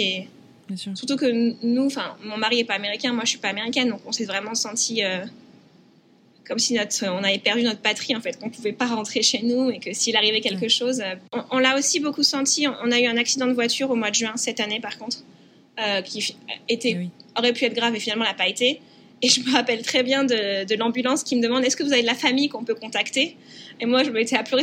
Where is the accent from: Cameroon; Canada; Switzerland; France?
France; now in United States; en tant que Français